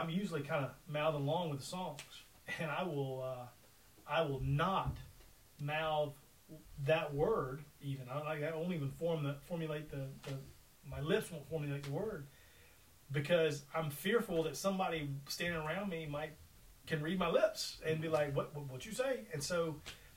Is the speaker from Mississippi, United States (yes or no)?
yes; Mississippi, United States; growing up in the great state of Mississippi